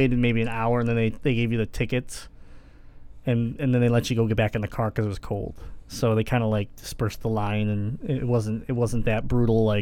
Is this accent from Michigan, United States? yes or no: yes; Michigan, United States; we're from Michigan